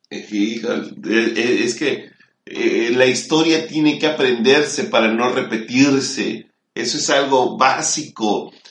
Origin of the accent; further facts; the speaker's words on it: Mexico; toda esa historia nos tiene que servir como mexicanos para algo